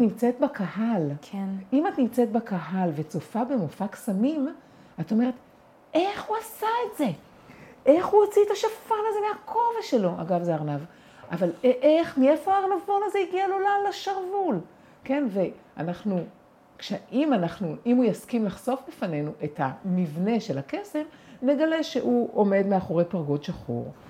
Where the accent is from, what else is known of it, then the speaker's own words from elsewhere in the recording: Israel; אני גדלתי בקיבוץ